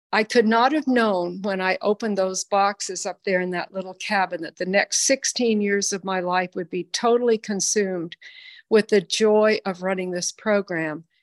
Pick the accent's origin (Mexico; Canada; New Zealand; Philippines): Philippines; Lily and I are a day apart in age. We grew up together in the Philippines.